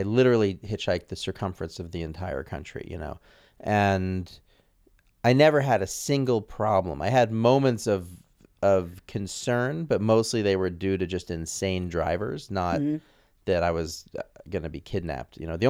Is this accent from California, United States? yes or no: no; Santa Fe, New Mexico, United States; also born or lived in New York; I grew up in Santa Fe. So after New York, went to Santa Fe, New Mexico. So as a white kid, I was a minority.